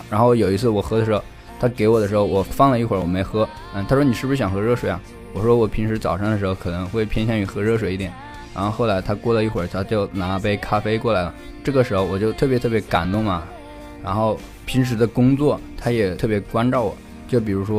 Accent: China; now in United States; 但是我从中国来的时候也没带什么东西，不知道该准备什么东西给他。

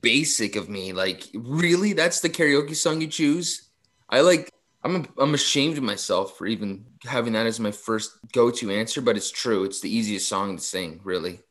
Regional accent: Mississauga, Ontario, Canada; I grew up in Mississauga

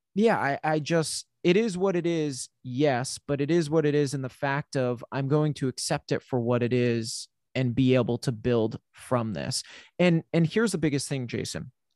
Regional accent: New England, United States; I'm from New England

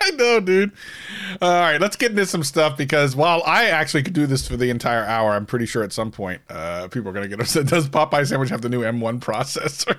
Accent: Delaware, United States; moved away; back when I lived on the East Coast, when I was from Delaware

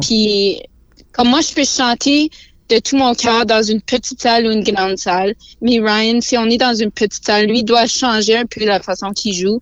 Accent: Sudbury, Ontario, Canada; j'ai grandi à Sudbury, on parle en français dans ma famille. Puis j'ai grandi vraiment dans la culture franco-ontarienne.

